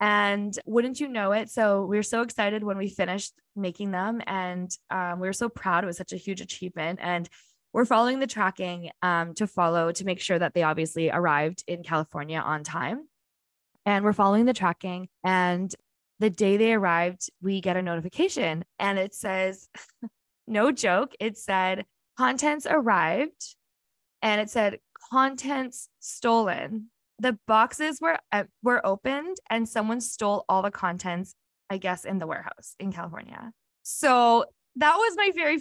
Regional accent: Winnipeg, Manitoba, Canada; I'm from here, there is no place like Winnipeg and Manitoba

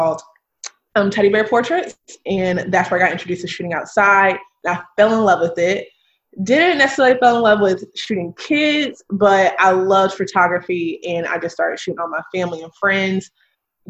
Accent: Durham, North Carolina, United States; now in Charlotte, United States; I live in Charlotte. I'm originally from Durham, North Carolina

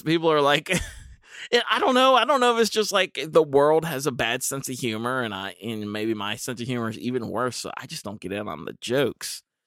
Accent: United States; as an American

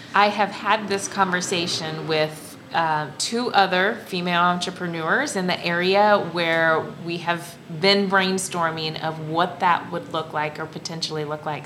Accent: Central Illinois, United States; I'm originally from Central Illinois

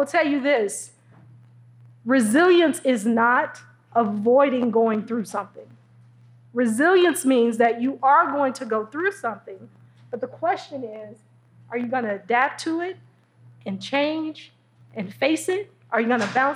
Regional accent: Detroit, Michigan, United States; I'm from Detroit

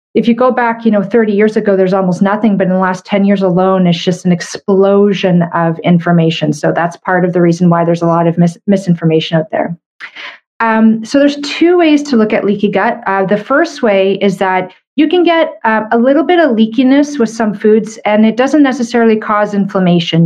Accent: Canada; I'm a Canadian medical doctor

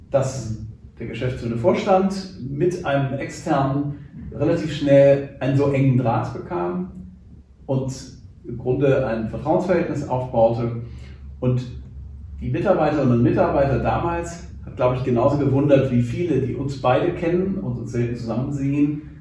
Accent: Hamburg, Germany; Ich glaube, ich bin ein relativ typischer Hamburger, komme aus einer Familie, die schon eine Weile in Hamburg ist

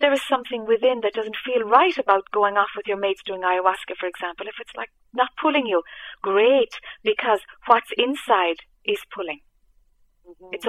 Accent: Ireland; I'm Irish

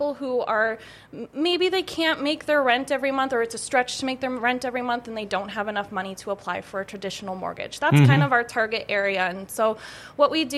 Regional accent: Bemidji, Minnesota, United States; moved away as an adult; now in Grand Forks, United States; I'm originally from Bemidji, Minnesota

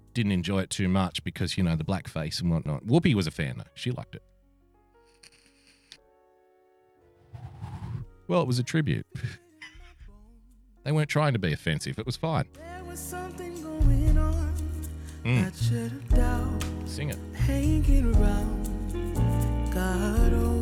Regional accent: New South Wales, Australia; I'm a New South Welshman. I was born in New South Wales and I've grown up in New South Wales, but I was raised by Queenslanders

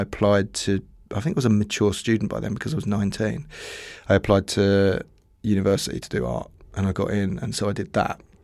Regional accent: Dartford, South East England, United Kingdom; Dartford in Kent

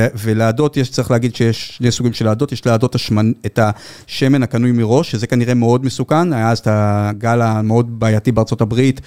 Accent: Givatayim, Tel Aviv District, Israel; אני גדלתי בילדות די מוגנת, אתם יכולים לתאר לעצמכם בגבעתיים.

